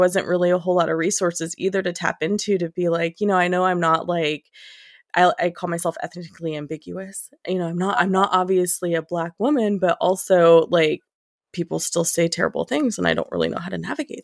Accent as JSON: {"language": "English", "town": "Modesto", "region": "California", "country": "United States", "tie": "born or raised there", "said": "I've born and raised in California, lived here my whole life"}